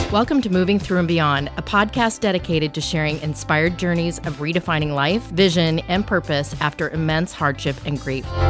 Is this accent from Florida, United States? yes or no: no; Colorado, United States; I'm from Colorado